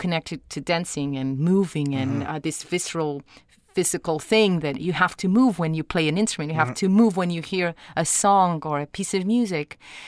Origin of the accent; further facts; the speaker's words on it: Lisbon, Portugal; moved away as an adult; also born or lived in United States / Los Angeles; I am from Lisbon. I am Portuguese.